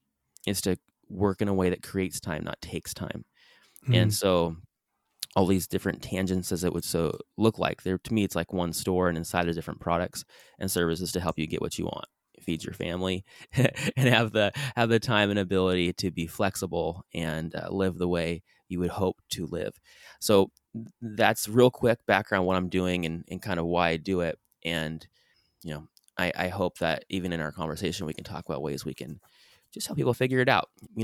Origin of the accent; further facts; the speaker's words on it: San Diego, California, United States; also born or lived in Brazil; I grew up in San Diego, California, born and raised. I lived in Brazil for a couple years, actually, as a service missionary.